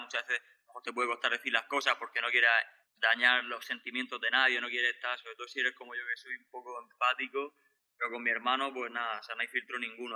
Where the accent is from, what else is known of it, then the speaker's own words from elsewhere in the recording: Region of Murcia, Spain; somos españoles, británicos, mi madre es de Escocia, mi padre es de España